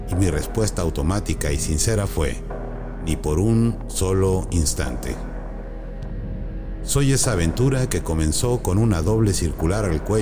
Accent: Jalisco, Mexico; also born or lived in Sonora; Nací en Sonora, pero viví mayormente en Jalisco. Iba dos meses a Europa y me quedé dos años. He vivido en más de siete ciudades, dos aldeas

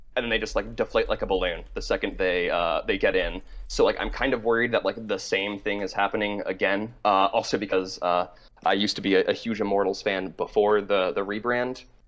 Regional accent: Massachusetts, United States; now in New York, United States; I'm calling from New York, uh, but I am from Massachusetts

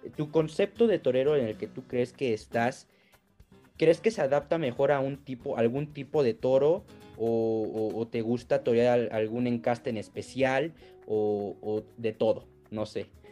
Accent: Apizaco, Tlaxcala, Mexico; somos aquí de, de Apizaco

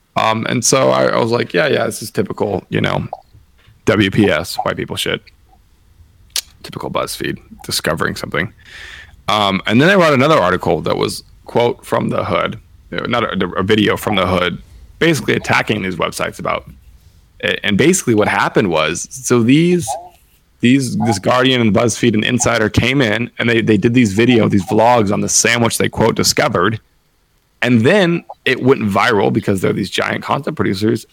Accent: West Coast, United States; I'm from the West Coast

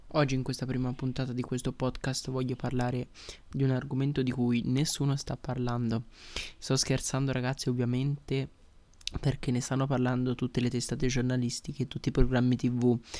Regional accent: Italy; sono nate in Italia come noi

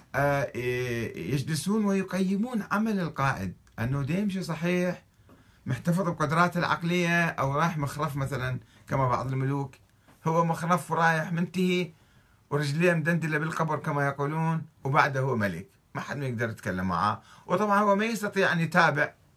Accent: Saudi Arabia; عندنا في السعودية

